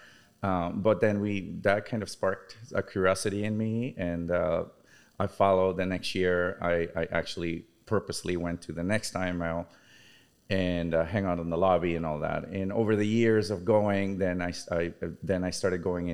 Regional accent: Venezuela; now in Chicago, United States; I'm originally from Venezuela. I've been in Chicago for almost 22 years

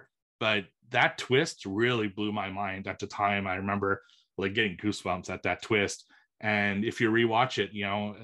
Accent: Montreal, Quebec, Canada; my hometown in Montreal

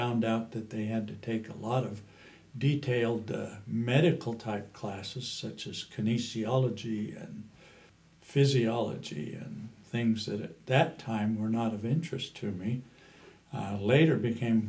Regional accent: Utah, United States; also born or lived in Moab, Utah / California / Hawaii; now in Mesquite, United States; I came from Utah

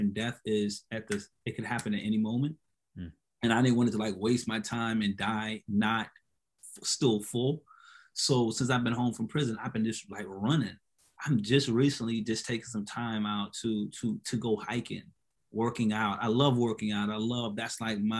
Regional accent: Hilton Head Island, South Carolina, United States; I'm from Hilton Head

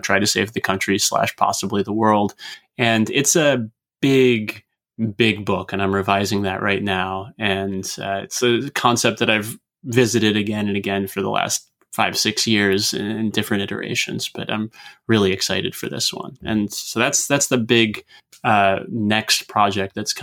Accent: United States; as an American reader

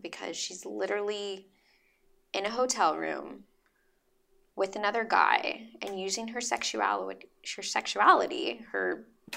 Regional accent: San Jose, California, United States; moved away as an adult; now in Los Angeles, United States; I'm from San Jose

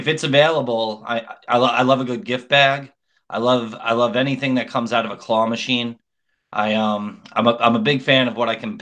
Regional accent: New York, United States; moved away; I'm from New York

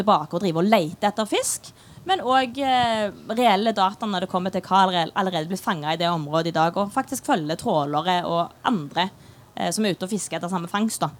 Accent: Stavanger, Rogaland, Norway; accent: Stavangersk; jeg snakker stavangersk. Det er jo ingen som forstår stavangersk

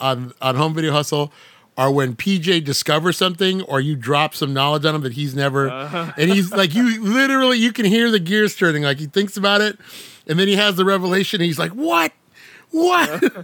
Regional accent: United States; I'm American.

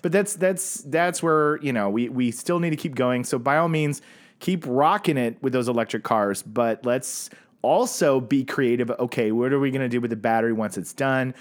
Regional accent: Tulsa, Oklahoma, United States; moved away; people I grew up with in Tulsa

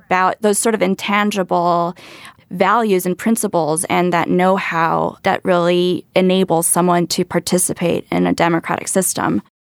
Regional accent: Hawaii, United States; it's my home state

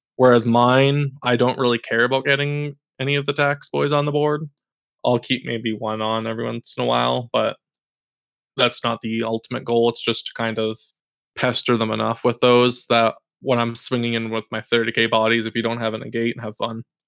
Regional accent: Canada; we're all from Canada

